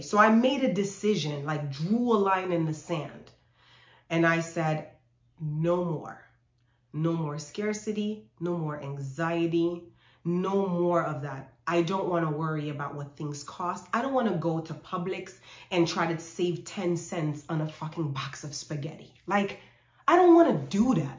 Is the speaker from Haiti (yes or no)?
yes; Haiti; also born or lived in New York; I actually was born in New York, but when I was six months old, we moved to Haiti. So I grew up there